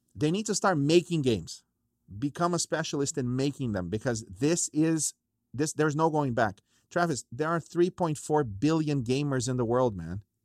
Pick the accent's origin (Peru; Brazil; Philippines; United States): Brazil; moved away; I grew up in Brazil